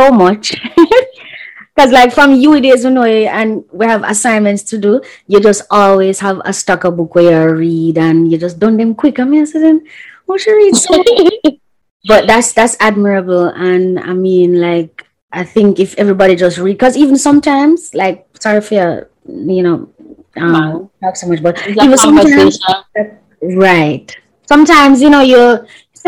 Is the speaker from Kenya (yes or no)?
no; Jamaica; you know that I'm Caribbean. I'm specifically Jamaican